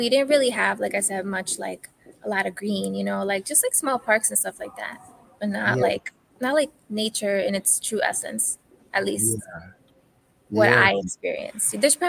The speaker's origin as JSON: {"language": "English", "town": "New York City", "region": "New York", "country": "United States", "tie": "born or raised there", "also_born_or_lived": "New Jersey", "moved": "yes", "said": "Because I grew up in New York. I grew up in Queens, and there wasn't that much like nature."}